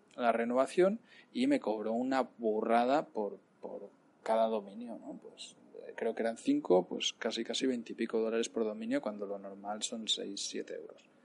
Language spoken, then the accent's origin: Spanish; Cardeo, Catalonia, Spain; moved away as an adult; also born or lived in Palacagüina, Nicaragua; now in Nicaragua; irme a, a Cardeo, mi pueblo